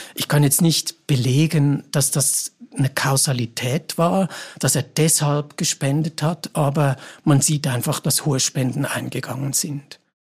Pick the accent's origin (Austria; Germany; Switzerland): Switzerland; bei uns in der Schweiz